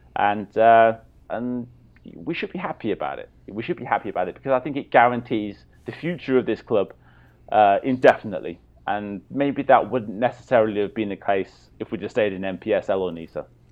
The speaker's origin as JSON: {"language": "English", "town": "Swansea", "region": "Wales", "country": "United Kingdom", "tie": "born or raised there", "moved": "yes", "said": "I'm a Swansea boy"}